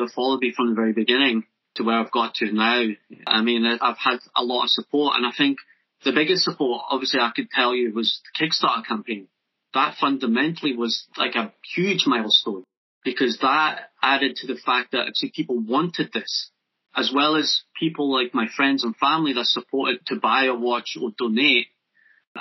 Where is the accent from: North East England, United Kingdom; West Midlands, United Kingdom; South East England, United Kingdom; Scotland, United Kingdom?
Scotland, United Kingdom; near Loch Lomond; also born or lived in Japan / Newcastle; Being brought up near Loch Lomond